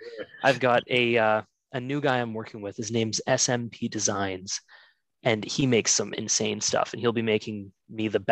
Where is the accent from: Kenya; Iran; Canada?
Canada; Ontario; I'm from Canada. I live in Ontario.